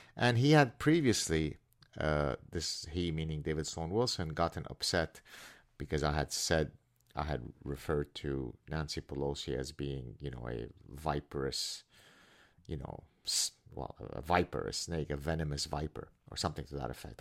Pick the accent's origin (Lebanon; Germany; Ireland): Lebanon; moved away; my cousin, who was my closest friend growing up in Lebanon